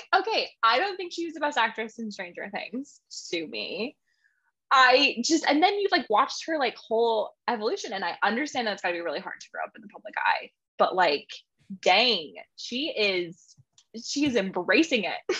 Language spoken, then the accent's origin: English; Montana, United States; I grew up in Montana.